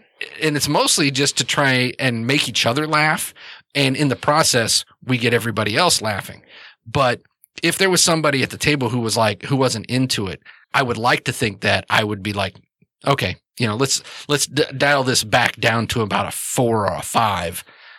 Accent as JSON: {"language": "English", "region": "New York", "country": "United States", "accent": "New York", "said": "I'm from New York, and I talk with my accent"}